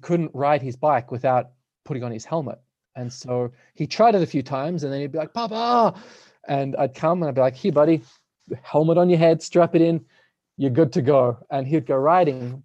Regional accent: Australia; now in Nelson, Canada; I'm from Australia, so all my family's there.

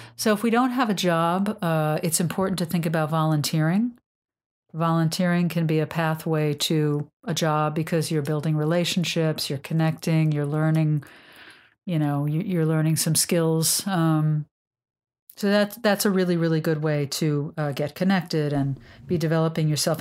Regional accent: New York, United States; I'm a New Yorker

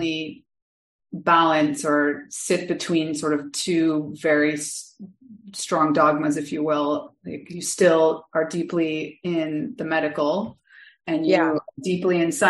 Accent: Canada; I'm Canadian

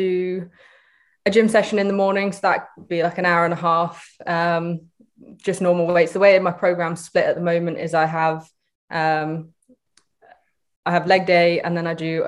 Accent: Shoreham-by-Sea, South East England, United Kingdom; I grew up in Shoreham-by-Sea, lived there all my life.

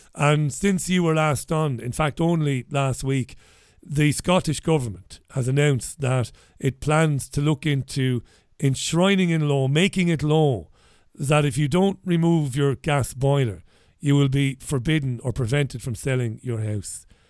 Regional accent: Ireland; now in United Kingdom; I'm Irish.

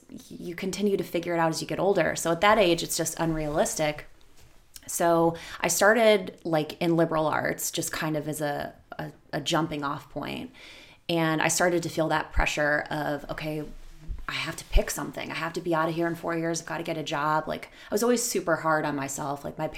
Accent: Lakewood, Ohio, United States; West side, Edgewater, to be super specific.

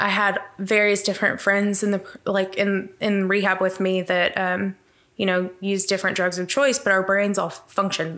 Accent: Abilene, Texas, United States; I grew up in Abilene. My parents owned Christian radio stations in Abilene

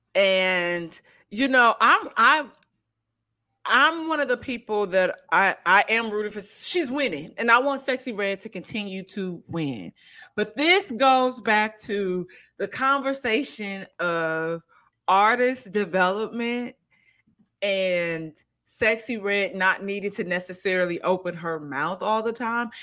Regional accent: St. Louis, Missouri, United States; accent: country; moved away as an adult; now in Los Angeles, United States; living in Saint Louis, growing up in Saint Louis

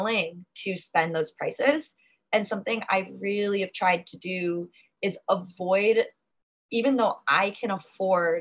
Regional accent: United States; coming over as an American

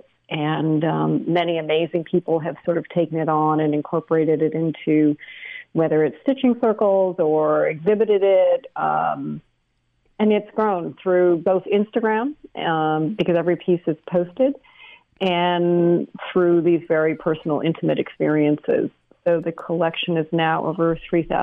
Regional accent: British Columbia, Canada; moved away as an adult; also born or lived in United States; I was born in the States in 1970, and then my parents moved to British Columbia when I was a year old. Grew up in BC and then went to college in the States, was there for 20 years, and then moved back to Canada

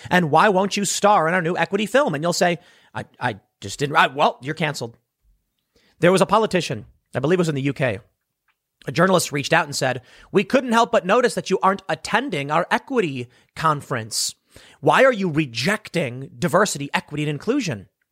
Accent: Chicago, Illinois, United States; I'm from Chicago

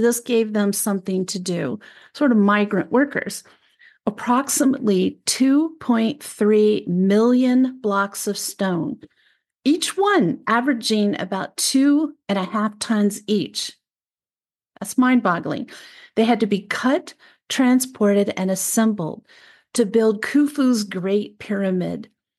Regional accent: Frederick, Maryland, United States; I grew up in Frederick, Maryland, which is even more of an outskirt of Washington, D.C. than it was when I grew up there.

